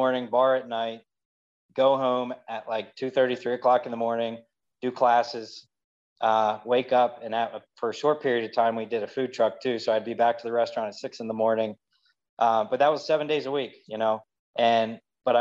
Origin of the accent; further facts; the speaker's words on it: Lancaster, Pennsylvania, United States; also born or lived in Atlanta, Georgia; we relocated to Lancaster when I was about 2.5, 3 years old for my dad to take a new position up here. I'm practically lived here my entire life